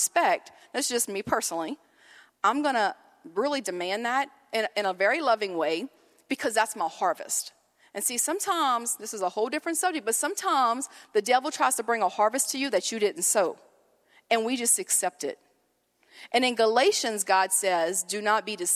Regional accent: Cajun, Louisiana, United States; we're Cajun

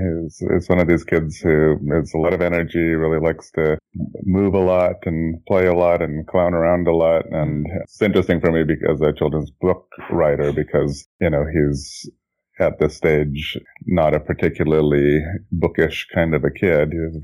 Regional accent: Jakarta, Indonesia; moved away as an adult; now in Oakland, United States; I was born and raised in Jakarta, Indonesia. I moved here in 1988 to go to college and then ended up staying. And I'm now 46, going on 47.

